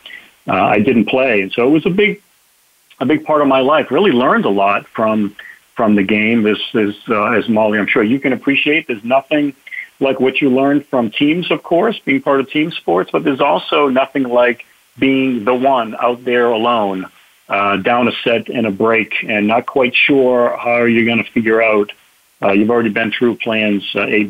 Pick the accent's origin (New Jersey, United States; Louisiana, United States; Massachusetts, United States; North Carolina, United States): Massachusetts, United States; Boston; I'm from the Boston area